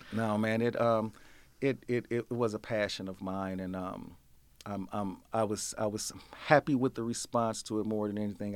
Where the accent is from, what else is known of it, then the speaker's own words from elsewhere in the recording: St. Louis, Missouri, United States; I'm born and bred in Saint Louis, um, Saint Louis boy